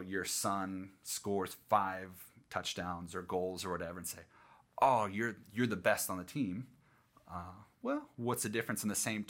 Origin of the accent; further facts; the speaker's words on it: Northeast, United States; moved away; I grew up in the Northeast and hockey was a big thing